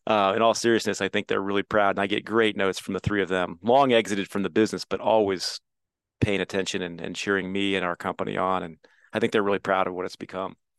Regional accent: Midwest, United States; I feel so lucky to live where I grew up

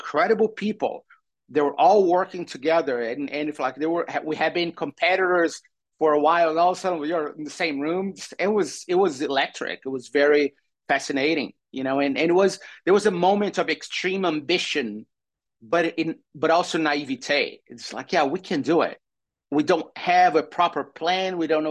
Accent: Brazil; English is a second language; moved away as an adult; now in San Francisco, United States; coming to this country is not that I'm Brazilian, is that I'm a foreigner

